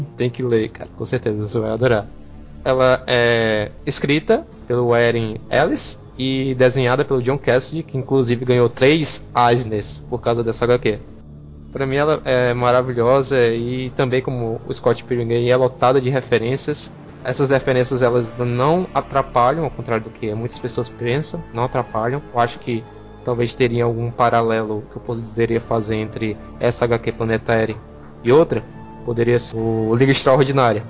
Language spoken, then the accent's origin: Portuguese; Brazil; a gente é brasileiro, a gente fala gibi